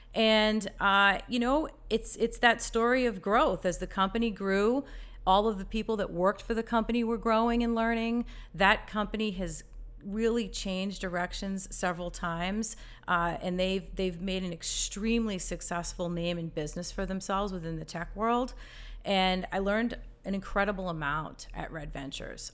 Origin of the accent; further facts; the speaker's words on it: Massachusetts, United States; moved away as an adult; now in Charlotte, United States; I grew up in Massachusetts, lived there all my life